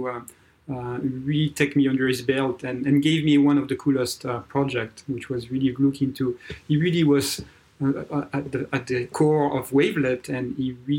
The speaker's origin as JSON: {"language": "English", "country": "France", "tie": "born or raised there", "also_born_or_lived": "Texas, United States", "accent": "French", "second_language": "English", "moved": "as an adult", "lives_now": "Bay Area, United States", "said": "you can feel by my accent, I'm French, born and raised in France, and came to US in 99"}